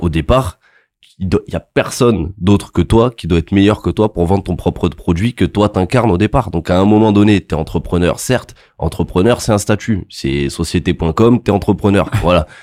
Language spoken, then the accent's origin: French; Montpellier, Occitania, France; je viens de Montpellier